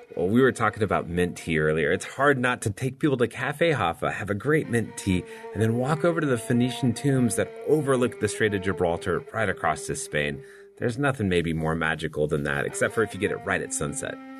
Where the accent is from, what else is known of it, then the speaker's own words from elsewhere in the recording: Sarajevo, Bosnia & Herzegovina; inače dolazim iz Sarajeva, u Bosni i Hercegovini